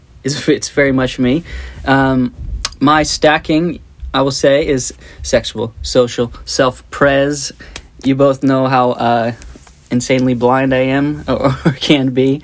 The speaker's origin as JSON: {"language": "English", "town": "Bryan", "region": "Ohio", "country": "United States", "tie": "born or raised there", "moved": "yes", "lives_now": "Nashville, United States", "said": "my hometown is where the dumb suckers are made. What city is that? It's called Bryan, B-R-Y-A-N, Bryan, Ohio, very northwest corner of the state."}